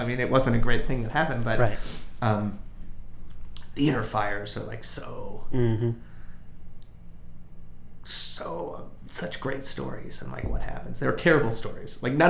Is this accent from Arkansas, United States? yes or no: no; outside of Chicago, Illinois, United States; moved away; I grew up outside of Chicago